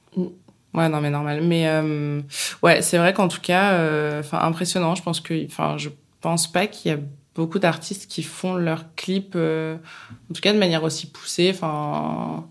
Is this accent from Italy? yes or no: no; Bourges, Centre-Val de Loire, France; Alors moi, je viens de Bourges, j'ai fait le printemps de Bourges, euh, j'ai 30 ans